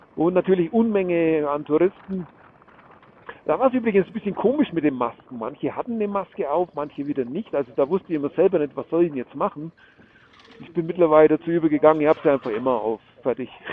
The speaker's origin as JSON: {"language": "German", "country": "Germany", "said": "bei uns in Deutschland"}